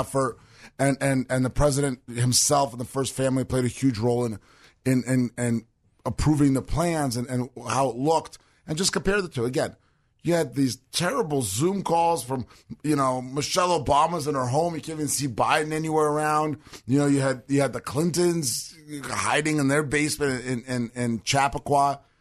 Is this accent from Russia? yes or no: yes; Russia; moved away; it's Russian, right? 'Cause, yeah, we're from Russia.